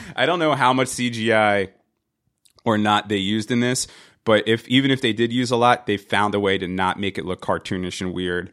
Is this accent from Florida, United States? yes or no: no; New Jersey, United States; I'm from New Jersey